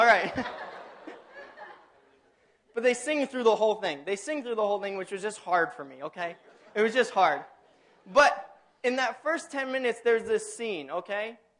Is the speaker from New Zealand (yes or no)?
no; Tanzania; now in United States; I grew up in Tanzania on Lake Tanganyika, and we had the most glorious sunsets.